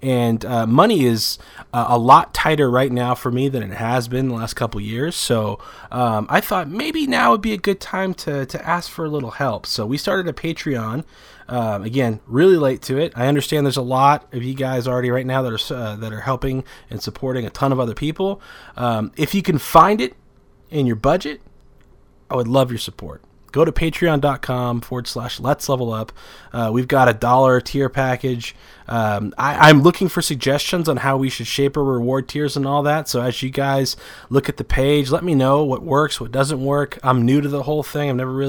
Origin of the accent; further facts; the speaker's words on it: Garden Grove, California, United States; born there; Southern California, Garden Grove, California.